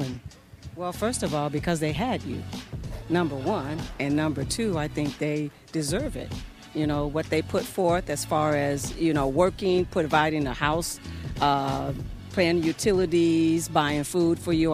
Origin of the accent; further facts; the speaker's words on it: United States; I grew up in America